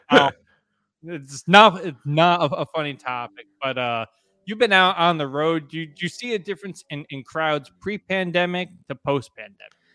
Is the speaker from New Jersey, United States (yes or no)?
yes; New Jersey, United States; growing up in New Jersey, it's, like, a, a rite of passage when you're in, like, fifth, sixth grade